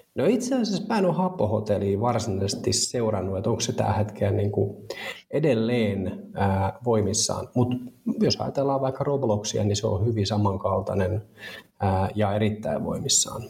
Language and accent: Finnish; Turku, Southwest Finland, Finland; turkulainen neljän lapsen isä